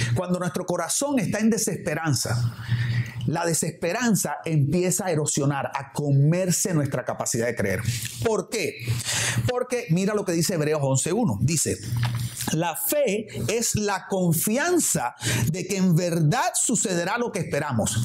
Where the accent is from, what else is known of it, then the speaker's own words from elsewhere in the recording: Barranquilla, Atlántico, Colombia; now in Miami, United States; aquí los que vivimos en Miami o en mi caso, por ejemplo, que vengo de la ciudad de Barranquilla, allá en Barranquilla cuando yo era niño o adolescente